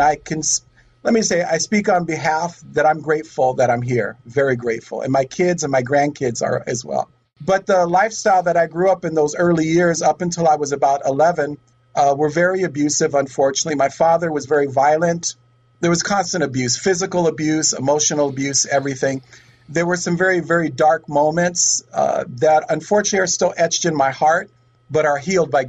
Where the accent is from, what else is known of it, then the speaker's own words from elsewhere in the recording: Oakland, California, United States; I am a true native. I was born in Oakland